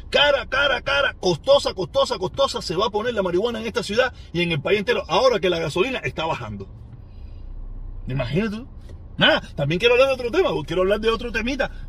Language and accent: Spanish; Cuba; moved away; Porque si yo salí de Cuba, yo salí de Cuba buscando una mejoría en todos los sentidos.